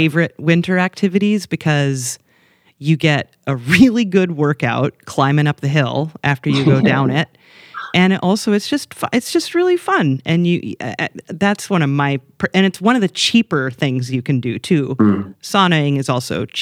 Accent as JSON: {"language": "English", "region": "Midwest", "country": "United States", "tie": "born or raised there", "said": "I grew up in the Midwest and particularly in the north"}